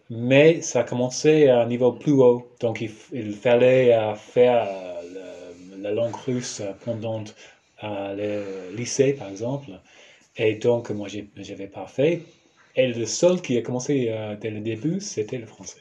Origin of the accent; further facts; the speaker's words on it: New Zealand; French is a second language; also born or lived in Aurillac, France; je viens de, de Nouvelle-Zélande